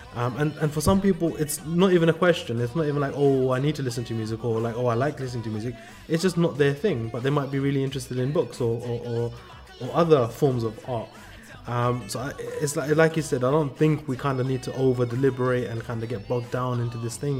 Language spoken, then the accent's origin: English; London, United Kingdom; moved away as an adult; also born or lived in California; growing up in London, for my sisters to wear hijab, it was just like a normal thing